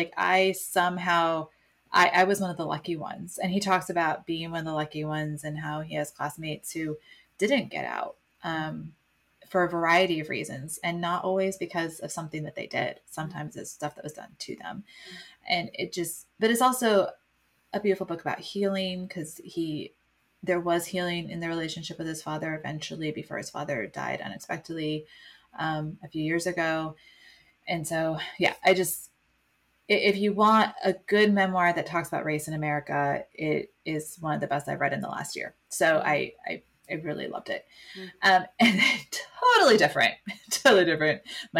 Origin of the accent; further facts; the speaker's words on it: Midwest, United States; And so to know how different his experiences were from mine experiences growing up in the Midwest